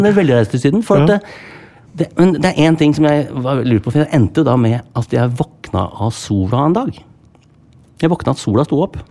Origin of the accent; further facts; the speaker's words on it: Sandefjord, Vestfold, Norway; moved away; en jobb jeg skal gjøre i hjembyen min